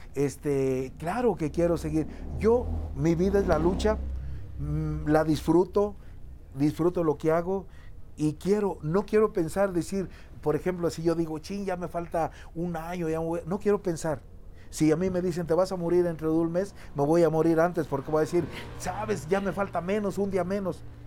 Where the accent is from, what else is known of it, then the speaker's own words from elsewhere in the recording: Zacualco de Torres, Jalisco, Mexico; Yo soy de, un rancho que se llama La Caguayana, de Zacualco de Torres, Jalisco